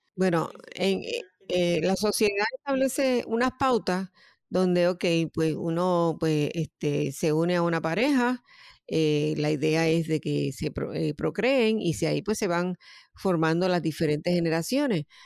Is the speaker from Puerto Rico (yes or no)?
yes; Puerto Rico; moved away as an adult; now in United States; yo soy natural de Puerto Rico y eh, estoy residiendo en Estados Unidos hace un tiempo